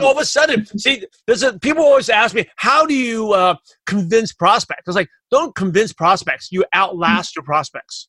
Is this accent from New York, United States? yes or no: yes; New York City, New York, United States; I'm from Brooklyn, New York.